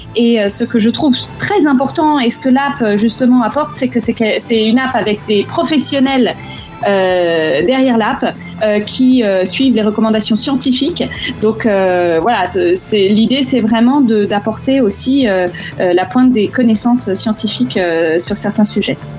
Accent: France; moved away; en tant que Français à l'étranger, en fait, de la famille en France

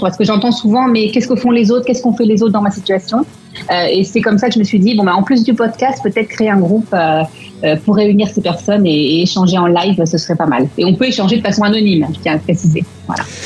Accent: France; also born or lived in Melbourne, Australia; now in London, United Kingdom; en étant français à Londres, puisqu'on peut retourner, on peut rentrer dans notre pays

